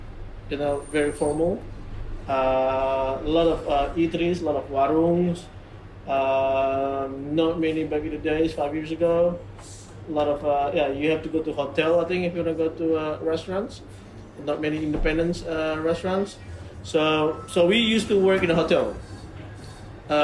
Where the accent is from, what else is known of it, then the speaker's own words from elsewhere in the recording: Jakarta, Indonesia; moved away as an adult; also born or lived in New Zealand; now in Bali, Indonesia; I was born and raised in Jakarta, but I've been living here in Bali for almost 11 years. My parents are from Sumatra.